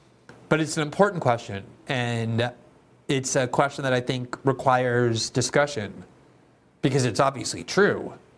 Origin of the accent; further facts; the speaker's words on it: United States; as an American Jew myself, and somebody who had a very kind of standard upbringing, Jewish upbringing in the United States, everyone in my family is Jewish.